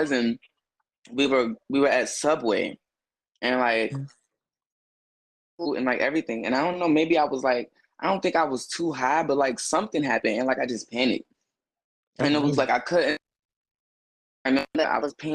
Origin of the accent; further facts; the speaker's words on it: Chicago, Illinois, United States; now in Louisville, United States; born and raised in Chicago, but I have moved and, you know what I'm saying, spent years elsewhere, but Chicago is always my home